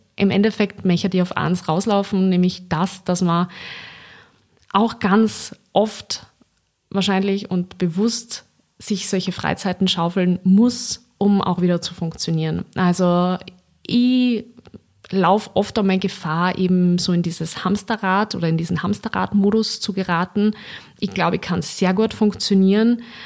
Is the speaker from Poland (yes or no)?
no; Linz, Upper Austria, Austria; Ich komme eigentlich ja aus Linz